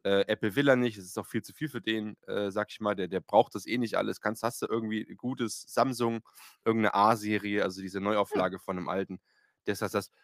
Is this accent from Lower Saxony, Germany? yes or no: no; Eisenach, Thuringia, Germany; bei uns in Eisenach